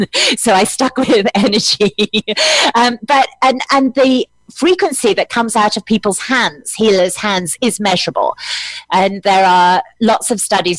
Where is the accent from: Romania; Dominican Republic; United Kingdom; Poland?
United Kingdom; I'm British